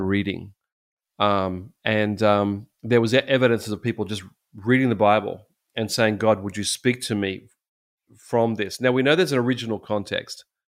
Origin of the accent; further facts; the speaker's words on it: Australia; as an Australian with some, you know, obviously Christian background